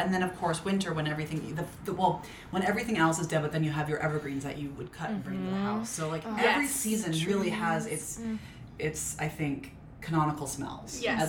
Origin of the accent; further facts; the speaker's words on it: Minnesota, United States; now in California, United States; growing up in Minnesota was I spent all my time outside. We had 3 acres.